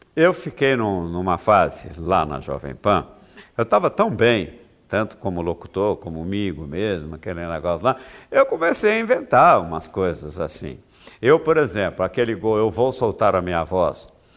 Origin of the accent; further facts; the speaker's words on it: Minas Gerais, Brazil; moved away; Minas Gerais, eu sou mineiro